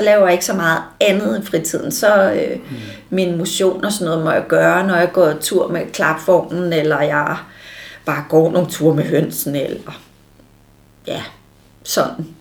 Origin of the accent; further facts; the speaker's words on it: Allerød, Capital Region of Denmark, Denmark; also born or lived in Frederiksberg / Copenhagen / Herlev; I Allerød, til jeg var 10 år, og så flyttede jeg med min mor til Frederiksberg, da jeg var 10 år